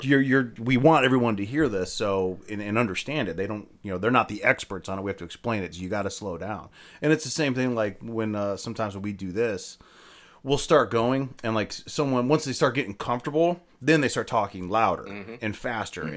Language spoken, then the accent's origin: English; Akron, Ohio, United States; I'm from Akron